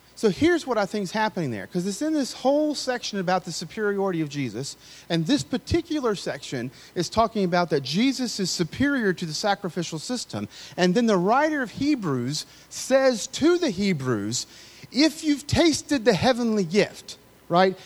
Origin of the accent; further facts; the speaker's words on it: the South, United States; I grew up in the South